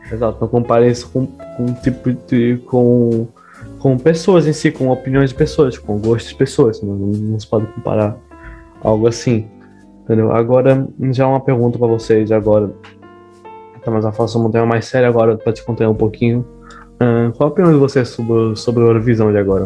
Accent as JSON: {"language": "Portuguese", "country": "Brazil", "moved": "yes", "lives_now": "Portugal", "said": "por ser brasileiro"}